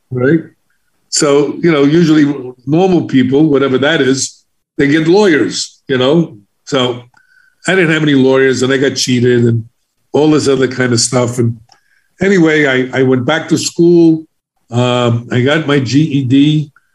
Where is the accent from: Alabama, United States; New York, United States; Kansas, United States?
New York, United States; New York City; I was from the South Bronx in Harlem, so I was an inner city kid